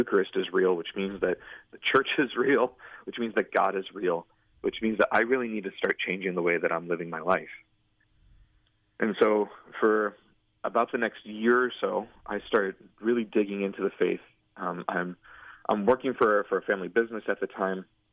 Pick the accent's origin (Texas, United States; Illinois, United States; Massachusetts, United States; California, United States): Illinois, United States; Antioch; growing up in Antioch